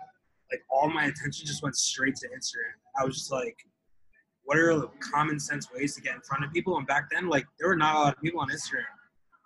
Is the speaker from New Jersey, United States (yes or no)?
yes; Westwood, New Jersey, United States; I am from Westwood, New Jersey.